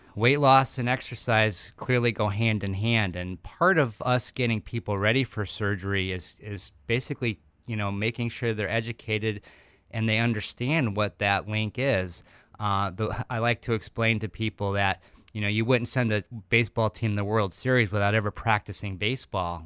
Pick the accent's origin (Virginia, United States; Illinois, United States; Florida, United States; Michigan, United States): Illinois, United States; Chicago; moved away as an adult; I'm actually born, uh, in Chicago, and I lived there for the first twenty-six years of my life